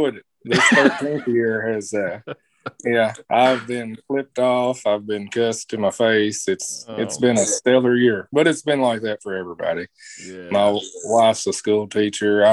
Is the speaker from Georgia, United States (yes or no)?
no; Webster County, Kentucky, United States; Growing up in Webster County, my dad's a coal miner